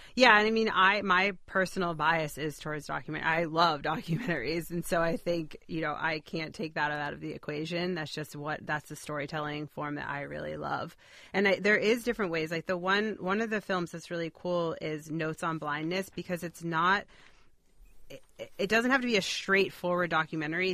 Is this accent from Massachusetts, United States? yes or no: yes; Boston, Massachusetts, United States; I grew up in Boston